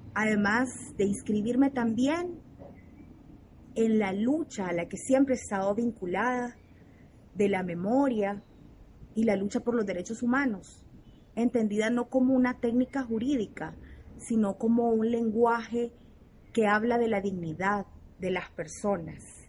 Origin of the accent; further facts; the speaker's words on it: El Salvador; nací en El Salvador